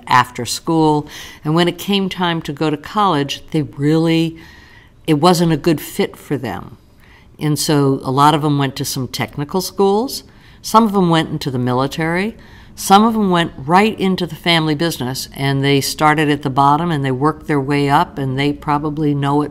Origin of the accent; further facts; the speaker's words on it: New York, United States; now in Central Ohio, United States; I grew up in New York. People are a little different in New York